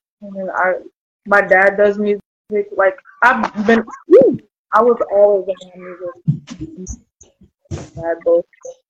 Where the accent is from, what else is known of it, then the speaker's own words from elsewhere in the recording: Lima, Ohio, United States; I'm from Lima, Ohio.